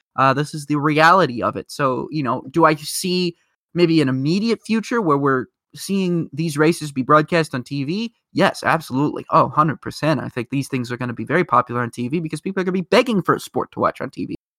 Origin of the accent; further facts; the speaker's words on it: Indianapolis, Indiana, United States; We're both from Indianapolis